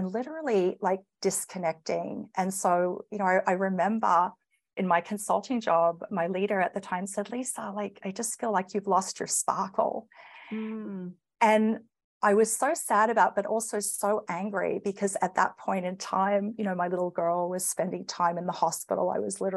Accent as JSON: {"language": "English", "country": "Australia", "accent": "Australian", "moved": "as an adult", "lives_now": "Canada", "said": "you'll probably notice my accent. I'm Australian and living here in Canada, came over with my firm"}